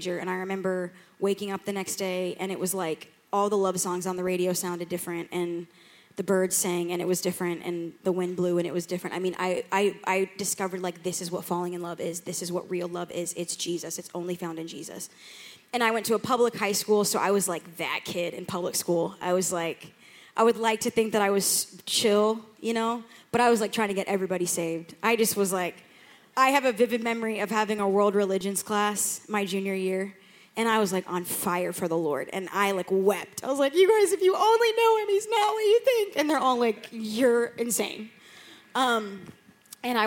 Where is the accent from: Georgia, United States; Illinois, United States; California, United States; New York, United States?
Georgia, United States; Atlanta; moved away as an adult; also born or lived in Chicago; now in Rockford, United States; I grew up in Atlanta